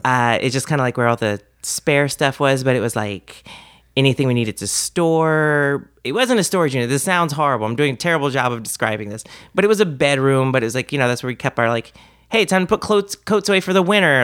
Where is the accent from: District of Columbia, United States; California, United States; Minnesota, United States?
District of Columbia, United States; Washington; moved away as an adult; now in Alexandria, Virginia, United States; I'm from D C, from Washington, D C proper. I was born in the city. I grew up on Mount Pleasant